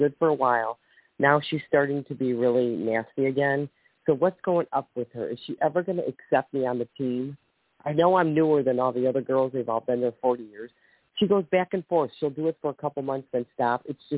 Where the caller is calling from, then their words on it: Ohio, United States; from Ohio.